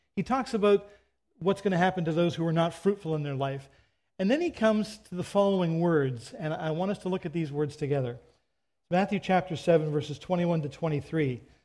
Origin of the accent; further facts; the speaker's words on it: Canada; I'm a Canadian